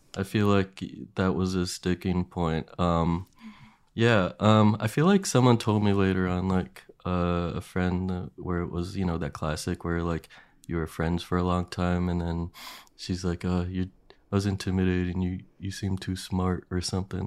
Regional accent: Williamsport, Pennsylvania, United States; my hometown is, like, known for the Little League World Series

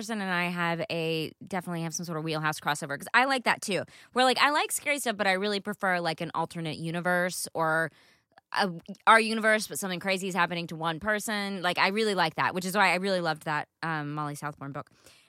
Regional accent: United States; accent: southern; That's my southern accent too.

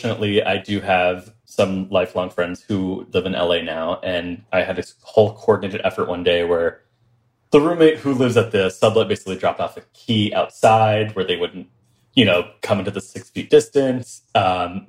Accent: Kahnawake, Quebec, Canada; now in New York, United States; I'm from this little reservation called Kahnawake. It's south of Montreal

